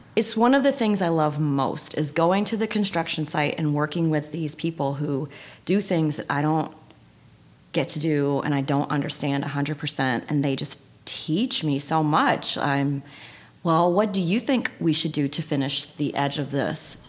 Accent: Tennessee, United States; moved away as an adult; also born or lived in Miami, Florida; now in Grand Rapids, United States; So I was born in Miami, but I was raised in Tennessee

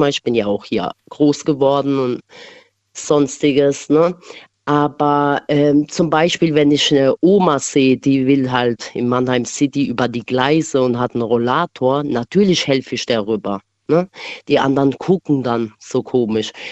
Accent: Kosovo; now in Germany; also ich bin ursprünglich aus dem Albanien, aus dem Kosovo, ne? Und dort hilft halt jeder jeden.

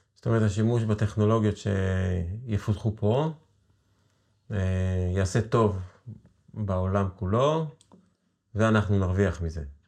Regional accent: Israel; יש לנו כישראלים, כישראל, יהודים

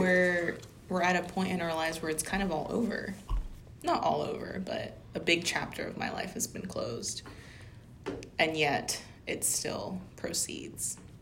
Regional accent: Louisiana, United States; We're from Louisiana

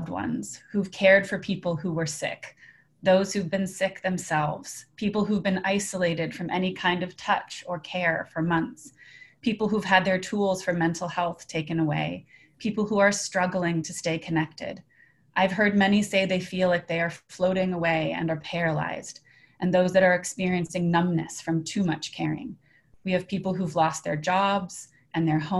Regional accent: Boulder, Colorado, United States; Boulder, Colorado, my hometown

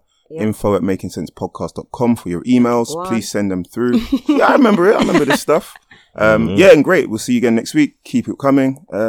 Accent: Jamaica; I'm Jamaican and I'm tuning in.

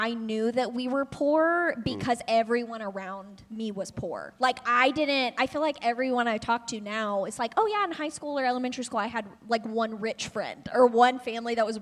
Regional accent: Ohio, United States; also born or lived in Alabama; We moved to Ohio from Alabama, where I was born

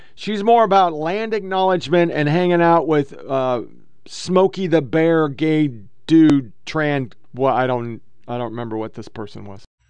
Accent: Oregon, United States; I was born and raised in Oregon

